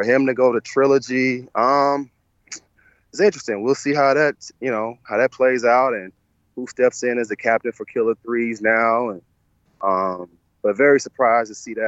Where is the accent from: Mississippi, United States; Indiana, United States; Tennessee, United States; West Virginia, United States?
Tennessee, United States; Memphis; moved away; Where I'm from